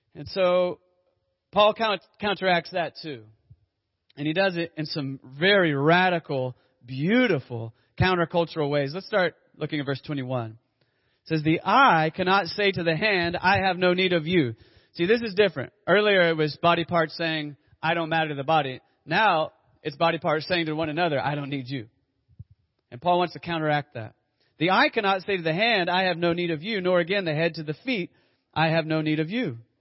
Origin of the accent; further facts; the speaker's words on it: Dallas, Texas, United States; as a kid growing up in Dallas Fort Worth